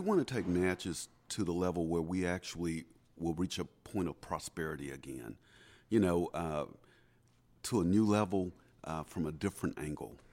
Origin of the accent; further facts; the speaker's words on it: Natchez, Mississippi, United States; I am an eighth generation Natchezian